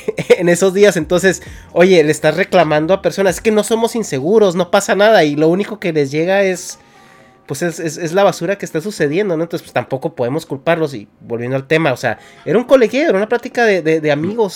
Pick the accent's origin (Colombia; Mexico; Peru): Mexico; moved away as an adult; now in California, United States; yo como mexicano, eh, una vez le, comenté a Dharma que yo me salí de México